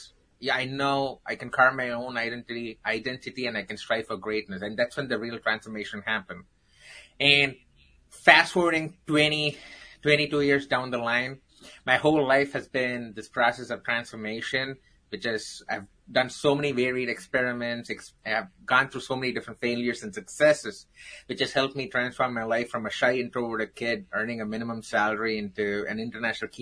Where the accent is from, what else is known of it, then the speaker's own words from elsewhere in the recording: Chennai, Tamil Nadu, India; moved away; I grew up in the southern part of India from a place called Chennai